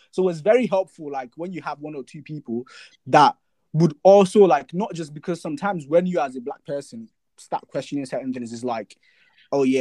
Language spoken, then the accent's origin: English; Nigeria; moved away as an adult; now in United Kingdom; Because as a student, I came from Nigeria to the UK. First of all, I didn't realize I was black till I came to the UK.